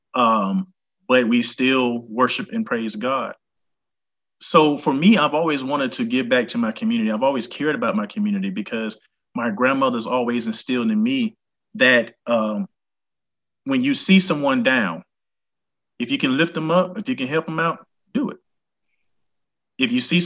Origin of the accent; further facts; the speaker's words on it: Atlanta, Georgia, United States; now in Henry County, United States; I was born in Atlanta